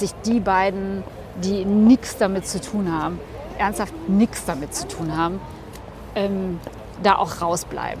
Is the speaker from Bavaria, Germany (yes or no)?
no; North Rhine-Westphalia, Germany; moved away as an adult; now in Cologne, Germany; ich bin Westfälin.